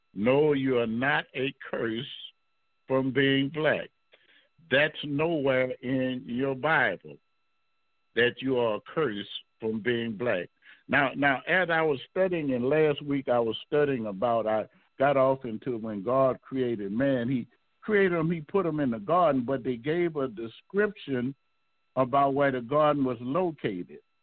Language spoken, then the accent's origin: English; the South, United States; growing up in the South